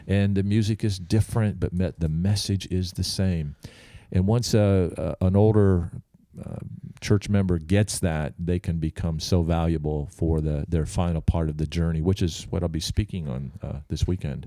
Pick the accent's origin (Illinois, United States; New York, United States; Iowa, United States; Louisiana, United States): New York, United States; Albany; I'm from Albany, New York